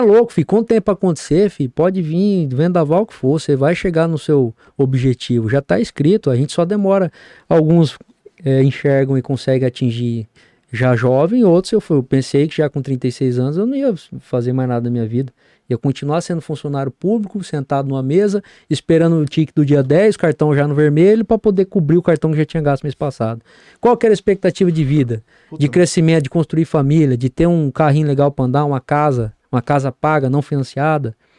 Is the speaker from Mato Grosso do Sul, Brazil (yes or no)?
yes; Campo Grande, Mato Grosso do Sul, Brazil; Eu sou sumatogrossense, eu nasci nessa terra